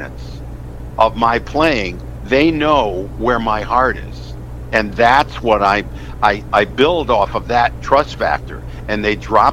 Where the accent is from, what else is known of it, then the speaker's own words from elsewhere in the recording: West Hartford, Connecticut, United States; I'm from West Hartford